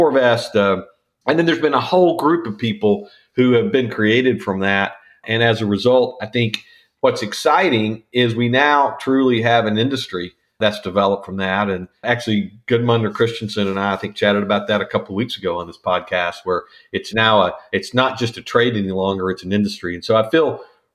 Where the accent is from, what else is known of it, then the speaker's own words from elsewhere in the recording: Northwest Arkansas, United States; I grew up in Northwest Arkansas